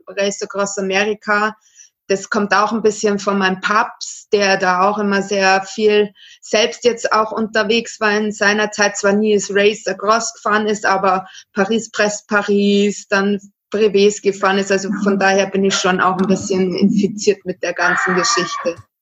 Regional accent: Regensburg, Bavaria, Germany; ich komme hier aus Regensburg, also Mhm. Bayern.

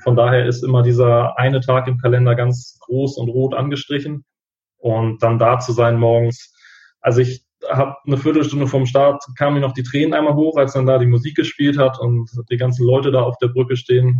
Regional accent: Hamburg, Germany; 28 Jahre jung, komme aus Hamburg

